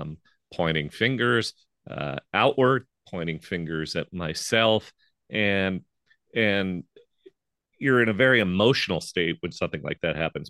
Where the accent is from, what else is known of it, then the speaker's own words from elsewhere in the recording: St. Louis, Missouri, United States; moved away as an adult; I moved back to my hometown of Saint Louis, Missouri